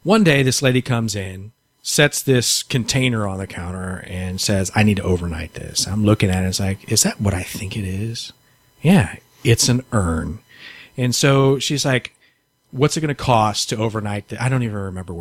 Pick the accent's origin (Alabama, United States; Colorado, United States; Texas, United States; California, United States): Texas, United States; San Antonio; moved away as an adult; now in Houston, United States; I'm from San Antonio originally